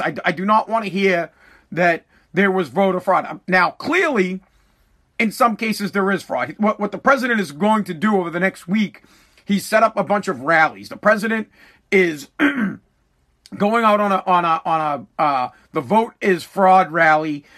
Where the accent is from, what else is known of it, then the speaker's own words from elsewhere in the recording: United States; That is my right as an American